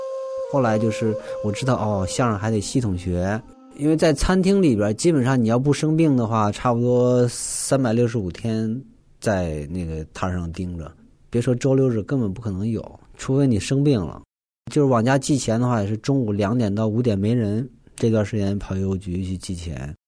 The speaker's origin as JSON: {"language": "Chinese", "region": "Northeast China", "country": "China", "accent": "Northeastern Mandarin", "said": "因为我是东北人嘛，然后那个东北话老是改不过来，后来就买录音机录磁带，一个字儿一个字儿弄，感觉你自己说都是普通话，但你一录听，嗯，怎么都是东北话呀？"}